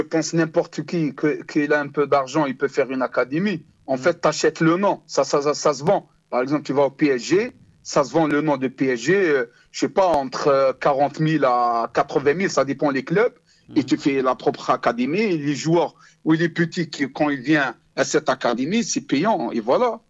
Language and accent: French; Algiers, Algiers Province, Algeria; moved away as an adult; now in France; je suis né à Hussein Day, je suis toujours Hussein Day.